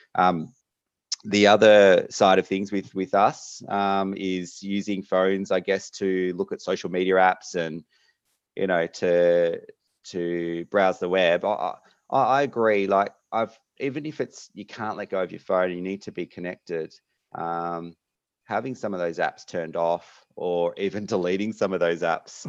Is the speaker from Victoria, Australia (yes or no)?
yes; Melbourne, Victoria, Australia; moved away as an adult; now in Perth, Australia; I am from Melbourne originally, uh, and then happened to get into medical school over here in Western Australia